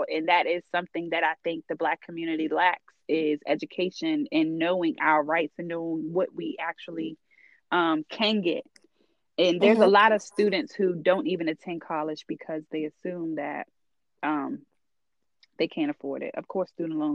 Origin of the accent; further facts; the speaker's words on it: Charles County, then Calvert County, Maryland, United States; My parents, we grew up in Charles County.